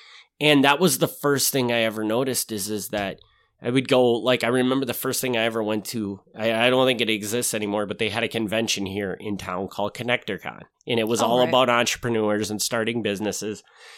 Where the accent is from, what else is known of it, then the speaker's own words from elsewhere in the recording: Wisconsin, United States; So it makes sense that I would have this because I'm from Wisconsin